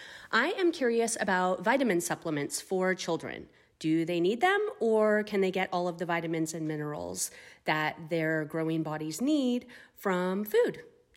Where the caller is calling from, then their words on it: San Diego, California, United States; I'm calling in from San Diego.